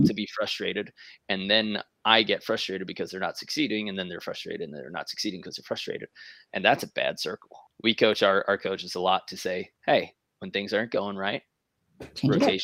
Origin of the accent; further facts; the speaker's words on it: New York, United States; Being from New York